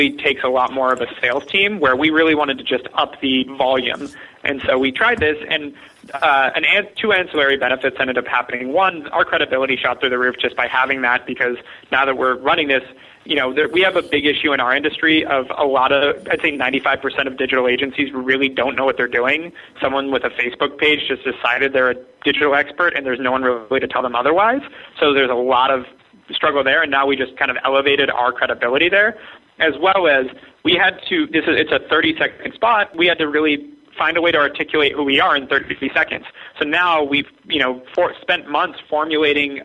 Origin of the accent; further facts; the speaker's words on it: Ojai, California, United States; I grew up in Ojai, California, where there are red-tailed hawks everywhere.